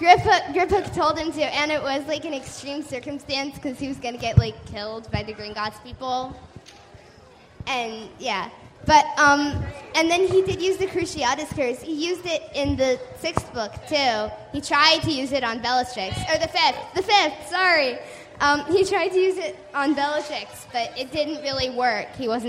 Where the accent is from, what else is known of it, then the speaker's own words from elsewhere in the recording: Pittsburgh, Pennsylvania, United States; I'm from Pittsburgh.